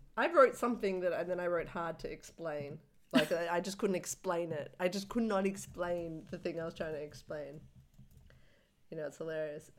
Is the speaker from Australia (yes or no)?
yes; Australia; as an Australian